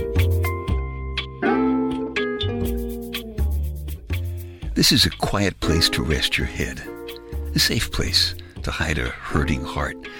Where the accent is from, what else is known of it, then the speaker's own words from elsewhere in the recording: New York City, New York, United States; moved away; I'm from Brooklyn